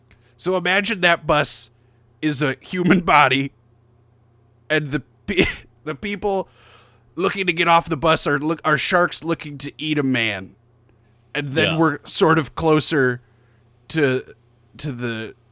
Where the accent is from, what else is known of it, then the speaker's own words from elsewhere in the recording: United States; now in Australia; I am from America, West... And I decided to celebrate Thanksgiving independently